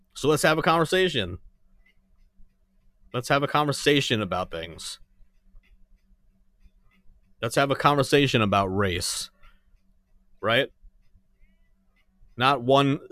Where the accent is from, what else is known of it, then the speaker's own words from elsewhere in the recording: New York, United States; I'm from New York